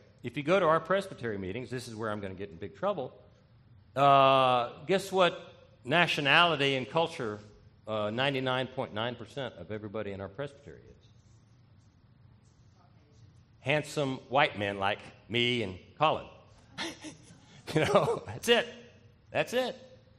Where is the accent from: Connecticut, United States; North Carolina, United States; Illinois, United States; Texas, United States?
Texas, United States; I'm from Texas